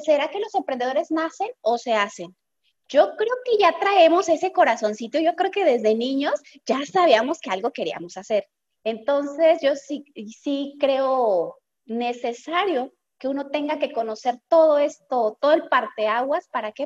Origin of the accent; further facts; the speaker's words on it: Guadalajara, Jalisco, Mexico; yo soy de Guadalajara, Jalisco